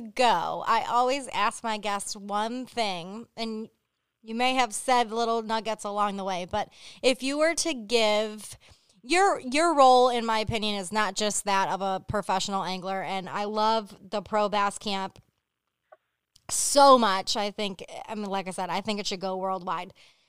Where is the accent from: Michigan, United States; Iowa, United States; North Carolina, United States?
Michigan, United States; Hell; But, I grew up in Hell, Michigan, but I'm just saying.